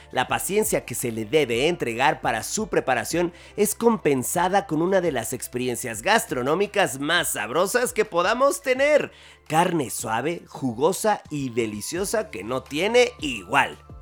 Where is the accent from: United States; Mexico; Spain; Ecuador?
Mexico; somos mexicanos